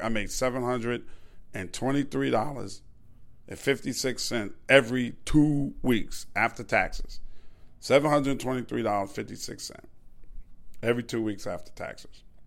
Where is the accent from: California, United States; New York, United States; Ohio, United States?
New York, United States; New York City; I'm from Queens